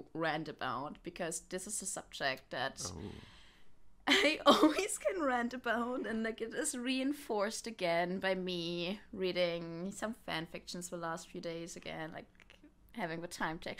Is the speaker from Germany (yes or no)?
yes; Germany; English is a second language; I'm from Germany, so English is not my native language.